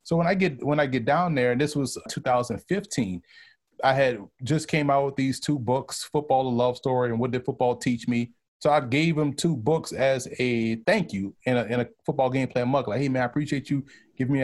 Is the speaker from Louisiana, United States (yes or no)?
yes; New Orleans, Louisiana, United States; moved away as an adult; now in New York, United States; I'm from New Orleans, and we view New Orleans how New York City views the rest of the state of New York